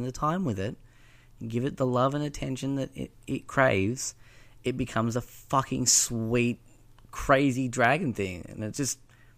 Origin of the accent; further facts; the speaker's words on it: Bendigo, Victoria, Australia; We're both from Bendigo